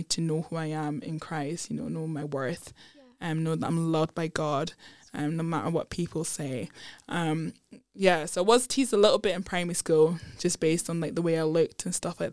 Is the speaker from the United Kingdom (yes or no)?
yes; Edinburgh, Scotland, United Kingdom; also born or lived in London; I grew up in Edinburgh. I was born in London, but thankfully my parents moved up to Edinburgh when I was two.